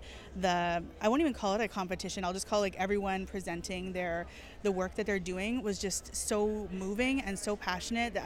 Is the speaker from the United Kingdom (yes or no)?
no; Winnipeg, Manitoba, Canada; you're born and raised in Winnipeg